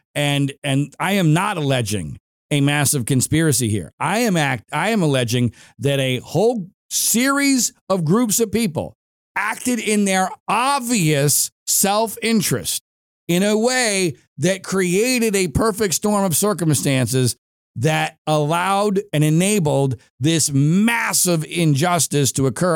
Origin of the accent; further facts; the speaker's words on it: Philadelphia suburbs, Pennsylvania, United States; now in Los Angeles, United States; I grew up in Pennsylvania